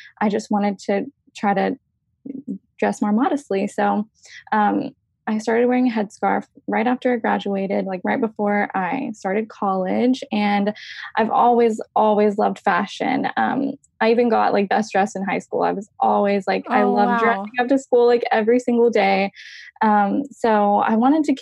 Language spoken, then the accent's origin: English; Tyler, Texas, United States; I was born and raised in East Texas in a little town called Tyler, and I still live there